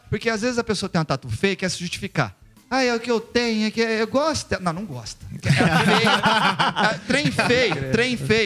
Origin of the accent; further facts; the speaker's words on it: Barretos, São Paulo, Brazil; moved away; eu sou de, de, uma cidade pequena, de Barretos, e venho de lá